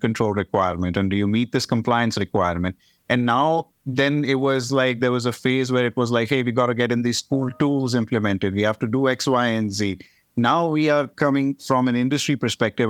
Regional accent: India; moved away; I am from India

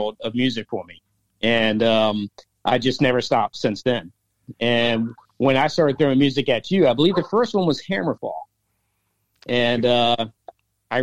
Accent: Maryland, United States; growing up in the Maryland area

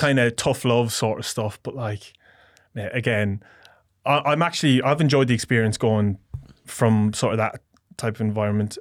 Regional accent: Portlaoise, Leinster, Ireland; moved away as an adult; now in Australia; Midlands, my hometown, a place called Port Leash

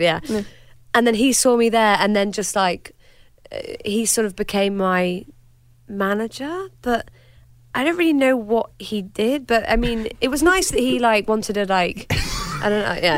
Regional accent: United Kingdom; I'm British

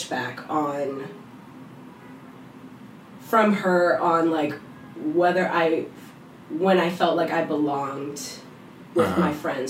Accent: New York City, New York, United States; I did grow up with, like, the experiences of being a Black New Yorker. Growing up in the Bronx and everything with all of my friends.

